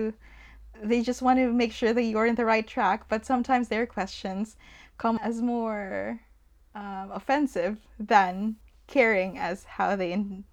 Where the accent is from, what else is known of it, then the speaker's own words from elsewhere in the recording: Philippines; And me, I'm not in the Philippines anymore, but being a Filipino here, it still follows me.